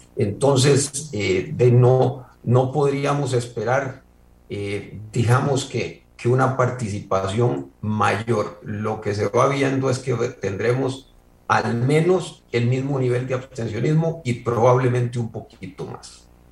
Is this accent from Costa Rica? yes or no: yes; Coronado, San José, Costa Rica; mi pueblo de Coronado